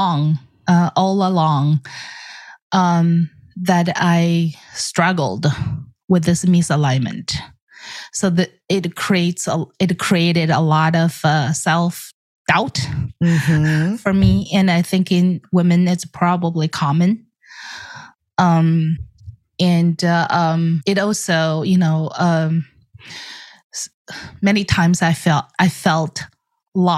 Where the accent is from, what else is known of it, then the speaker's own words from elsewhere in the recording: China; moved away; I grew up in the Chinese Air Force